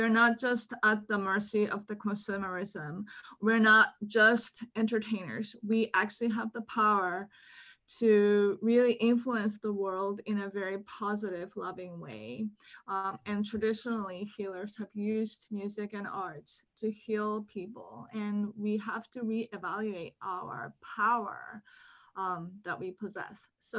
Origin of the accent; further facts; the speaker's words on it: Hong Kong; moved away; also born or lived in Japan; so I was born in Japan, but my family relocated to Hong Kong when I was one year old. And so in Hong Kong, my parents spoke to me in Japanese, my nanny spoke to me in Cantonese, and my kindergarten was in English.